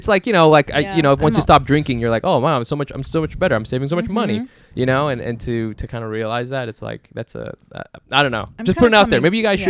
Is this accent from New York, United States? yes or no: no; Orange County, California, United States; born or raised there; also born or lived in Dallas, Texas / Plano, Texas / Berkeley, California